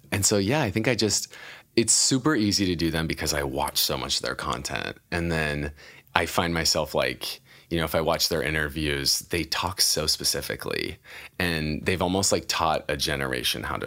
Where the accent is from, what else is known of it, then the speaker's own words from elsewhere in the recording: Idaho, United States; I'm from Idaho